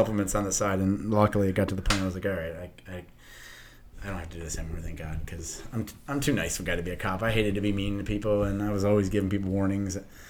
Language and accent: English; Detroit, Michigan, United States; I'm from Detroit.